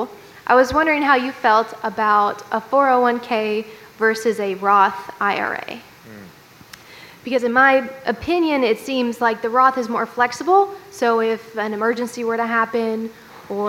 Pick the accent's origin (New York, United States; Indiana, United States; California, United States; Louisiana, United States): California, United States; now in Louisville, United States; I'm from California